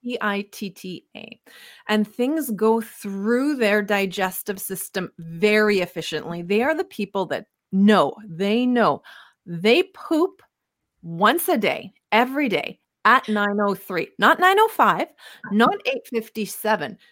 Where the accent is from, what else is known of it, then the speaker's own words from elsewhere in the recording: Winnipeg, Manitoba, Canada; moved away as an adult; also born or lived in Calgary / Southern California; we're born and raised in Winnipeg, Manitoba, love living in Canada